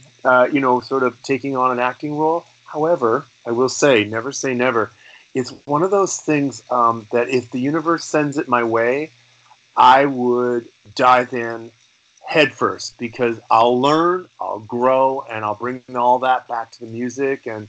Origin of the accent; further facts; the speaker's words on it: Canada; also born or lived in Los Angeles; as a Canadian artist